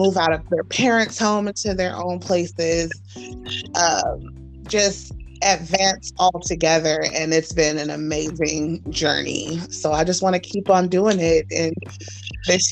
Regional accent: Los Angeles, California, United States; moved away as an adult; also born or lived in Gardena, California / Orange County, California / Anaheim, California; now in Las Vegas, United States; I grew up in Los Angeles, California, Gardena, Orange County, LA, Anaheim

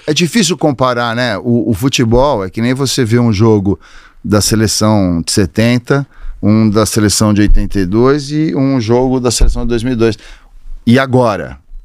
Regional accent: São Paulo, Brazil; Eu sou paulistano, nascido, criado e vivo, vivi aqui a vida inteira

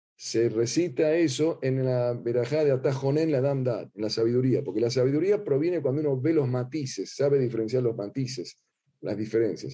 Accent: Argentina; accent: Argentine; ustedes notarán ya mi acento

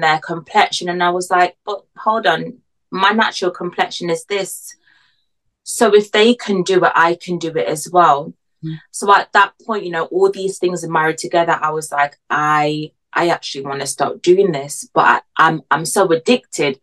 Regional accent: Jamaica; now in United Kingdom; I'm from Jamaica

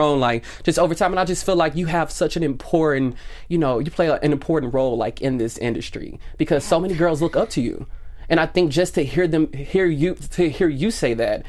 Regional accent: Tennessee, United States; now in California, United States; I'm from Tennessee, so we don't have the beach or anything like

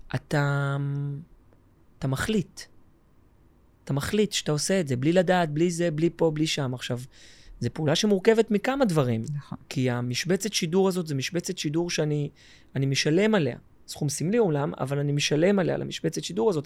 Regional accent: Tel Aviv, Tel Aviv District, Israel; also born or lived in Jerusalem; גדלתי בתל אביב

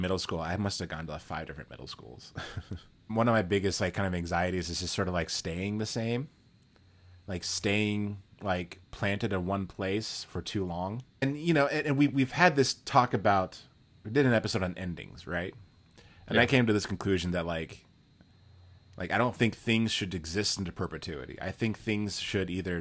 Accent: Texas, United States; I come from Texas

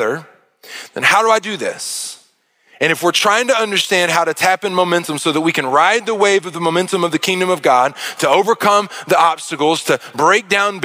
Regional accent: Arkansas, United States; I grew up in Arkansas

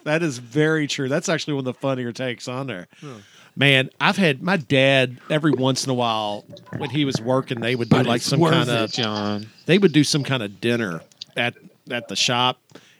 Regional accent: Louisville, Kentucky, United States; I'm a native, man. It's Louisville.

